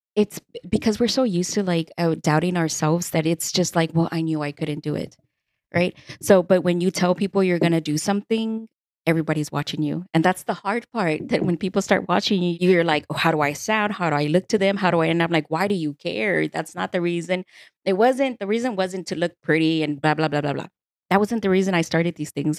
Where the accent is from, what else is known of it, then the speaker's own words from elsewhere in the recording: Houston, Texas, United States; born and raised in Houston, Texas